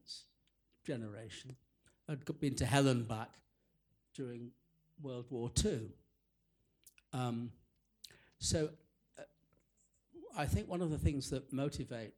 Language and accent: English; England, United Kingdom; growing up in that particular world, which was not only provincial, bourgeois, suburban, but also a Jewish world